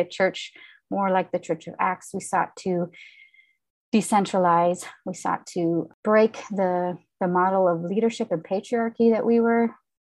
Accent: Midwest, United States; I grew up in the Midwest, the third and youngest child of parents that emigrated from Finland

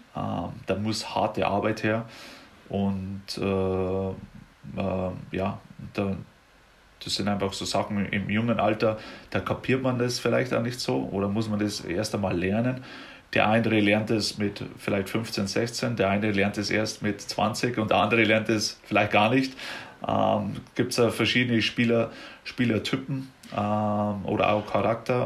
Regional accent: Germany; now in United States; bei uns jetzt in Deutschland

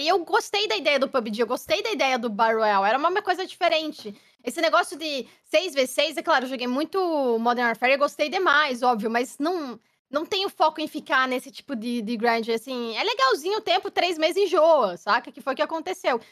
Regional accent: Curitiba, Paraná, Brazil; moved away as an adult; also born or lived in São Paulo; now in London, United Kingdom; sou curitibana

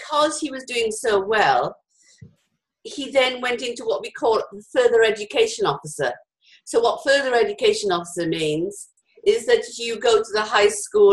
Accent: Wales, United Kingdom; I'm Welsh

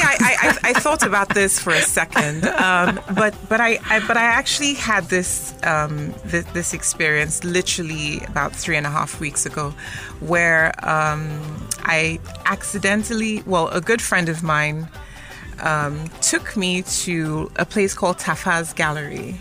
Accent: Lagos, Nigeria; A standard Omoeko.

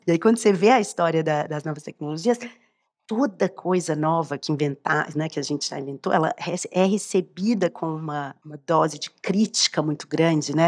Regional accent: Belo Horizonte, Minas Gerais, Brazil; nesse estado de Belo Horizonte, onde eu cresci

